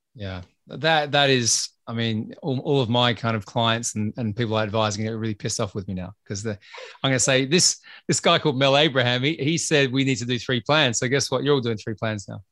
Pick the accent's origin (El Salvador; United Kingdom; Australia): Australia; I'm Australian